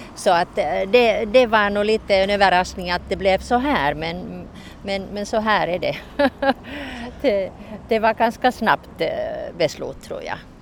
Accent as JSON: {"language": "Swedish", "area": "Turku area", "region": "Southwest Finland", "country": "Finland", "also_born_or_lived": "Helsinki", "moved": "yes", "lives_now": "Mariehamn, Finland", "said": "egentligen kommer jag från Åbo-trakten"}